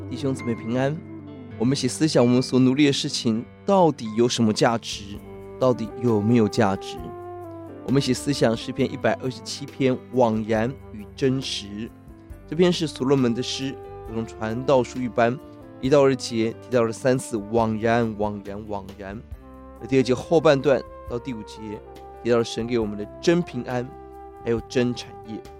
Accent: Taiwan; 今天我们台湾人很看重房地产

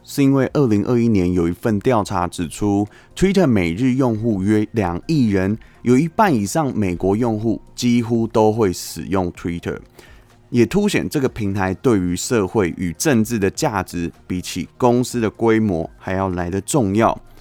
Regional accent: Taiwan; 身为台湾人，一起继续努力吧

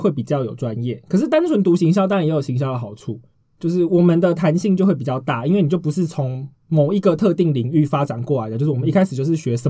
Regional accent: southern Taiwan, Taiwan; 我南部人呢，就是有点

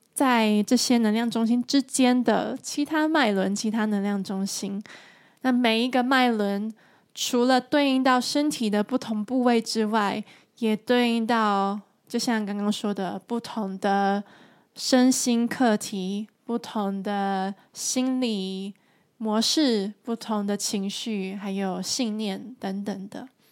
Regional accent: Taiwan; now in Germany; 我现在住在德国，而我来自台湾

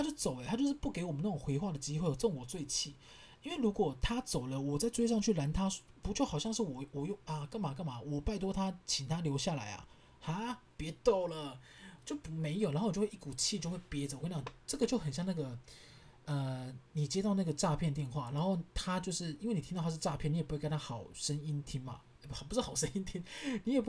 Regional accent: Kaohsiung, Taiwan; 我就说，对啊，没错啊，我家是高雄人，我们家买买房子跟买地都付现。

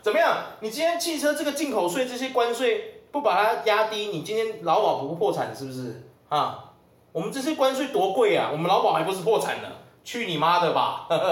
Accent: Taiwan; 我们台湾人一直没办法解决的一个

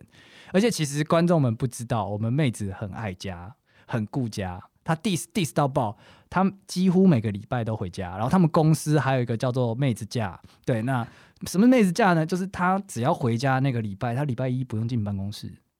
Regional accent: Taipei, Taiwan; born there; 我是在台北出生的

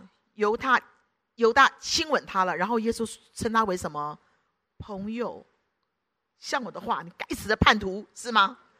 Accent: Guangdong, China; 然后我们广东人讲了骂人嘛

